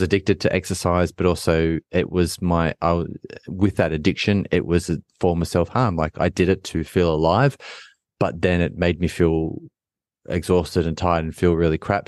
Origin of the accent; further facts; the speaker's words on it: Australia; as a fourteen, fifteen-year-old kid growing up in Australia in elite sport